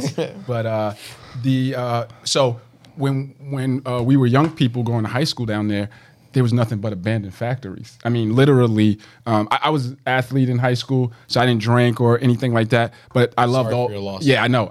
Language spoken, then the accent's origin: English; Jersey City, New Jersey, United States; I grew up in the Greenville area, which is still up and coming